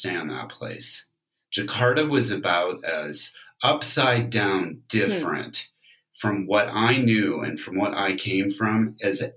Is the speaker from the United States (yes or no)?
yes; California, United States; I'm really from California